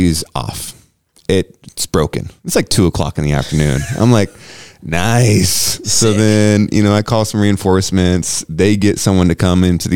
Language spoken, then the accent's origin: English; United States; I was born in the United States of America